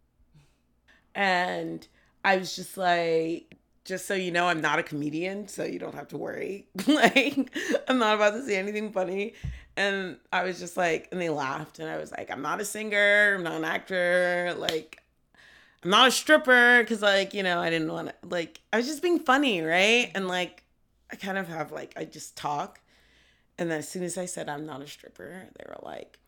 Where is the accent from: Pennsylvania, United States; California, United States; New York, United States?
New York, United States; New York City; moved away as an adult; now in Philadelphia, United States; I'm from East Harlem